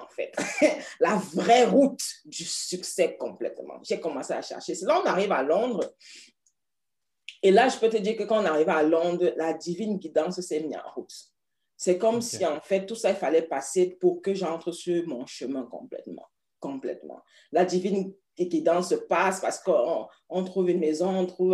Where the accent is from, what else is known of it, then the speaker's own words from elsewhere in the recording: Paris, Île-de-France, France; now in United Kingdom; Mon village, c'est Paris